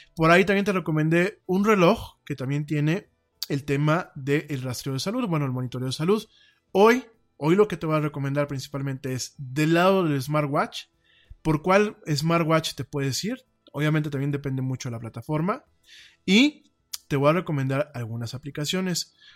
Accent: Mexico; aquí en mi país

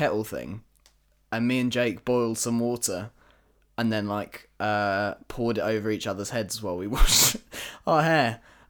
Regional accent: England, United Kingdom; Because we're English

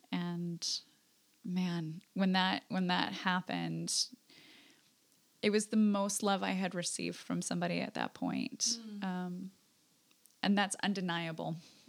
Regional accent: Alaska, United States; moved away; I was in Alaska. I'm from Alaska originally.

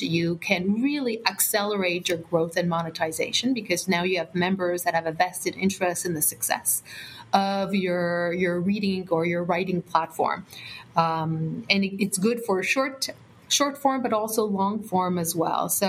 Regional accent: Canada; We're Canadian

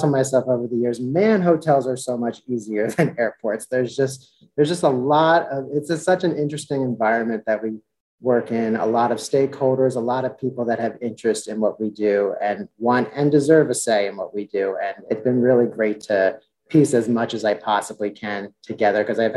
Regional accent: Philadelphia, Pennsylvania, United States; also born or lived in Washington, D.C.; I grew up in the Philadelphia suburbs area. So Philly's really been my home my entire life.

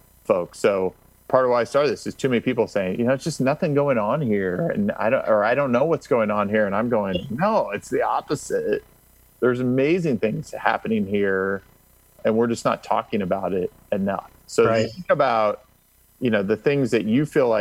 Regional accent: Indiana, United States; now in Orange County, United States; I grew up in Indiana

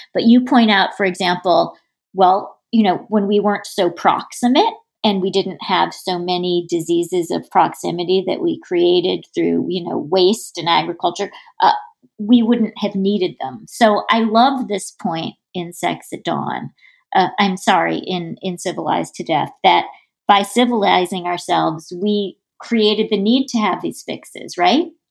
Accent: New York, United States; I'm a New Yorker

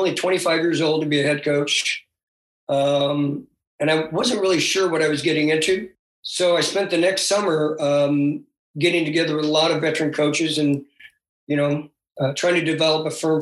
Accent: Portland, Oregon, United States; also born or lived in Lebanon, Oregon; I grew up in North Portland. I actually grew up in a very diverse neighborhood of Portland.

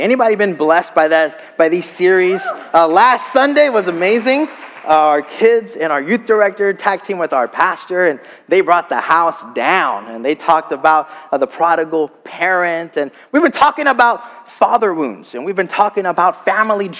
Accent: South Texas, United States; moved away as an adult; also born or lived in Gainesville, Florida; I grew up in South Texas

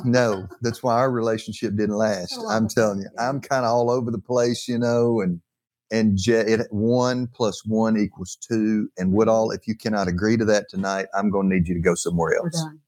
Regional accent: North Alabama, United States

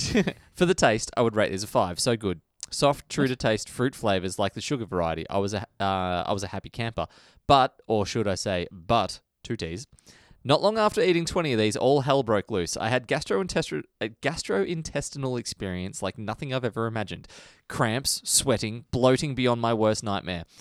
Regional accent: Australia; I'm an Australian.

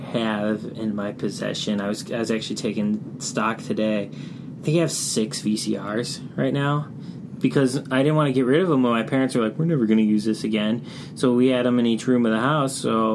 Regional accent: Chicago, Illinois, United States; I'm from Chicago, and I grew up in the city. And I was surrounded by a bunch of mom-and-pop video stores growing up in the Northwest side.

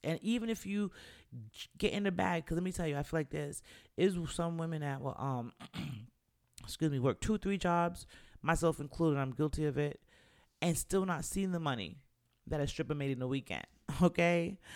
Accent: New York, United States; moved away; also born or lived in the South (US); I'm from New York

